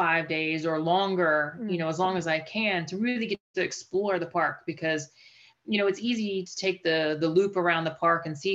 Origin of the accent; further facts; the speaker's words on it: Western Pennsylvania, United States; I grew up in Western Pennsylvania.